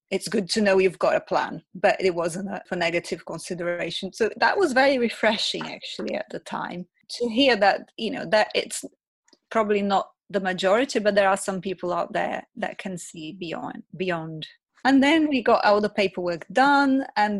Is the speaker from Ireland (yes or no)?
no; Brazil; English is a second language; I'm from Brazil originally. My mom came from Brazil to stay with my daughter for those 2 days.